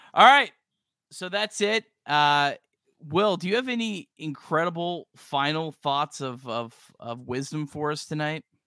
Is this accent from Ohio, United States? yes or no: yes; Cincinnati, Ohio, United States; I grew up in Cincinnati.